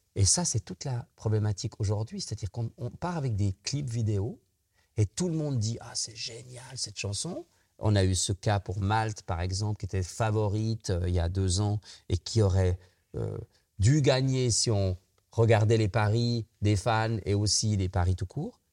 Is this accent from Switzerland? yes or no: yes; Switzerland; nous les Suisses.